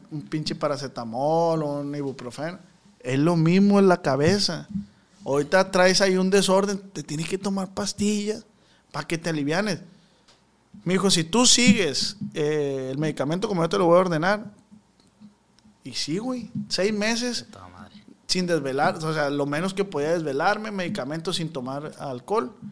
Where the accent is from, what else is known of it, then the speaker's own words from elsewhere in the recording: Culiacán, Sinaloa, Mexico; pero nací en Culiacán.